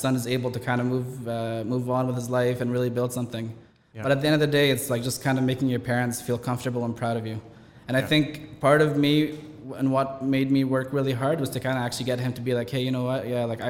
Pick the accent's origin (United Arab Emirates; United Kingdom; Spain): United Arab Emirates; Dubai; born there; Like, look, I was born here in Dubai, but Dubai 20 years after that was a whole different story.